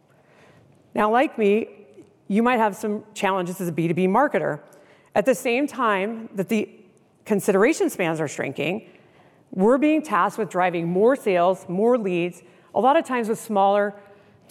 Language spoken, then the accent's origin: English; Seattle, Washington, United States; I'm from the Seattle area